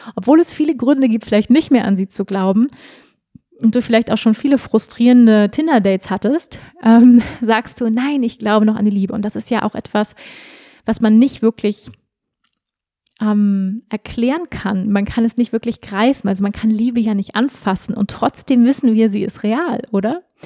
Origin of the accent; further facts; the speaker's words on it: Germany; ich bin ja auch in Deutschland groß geworden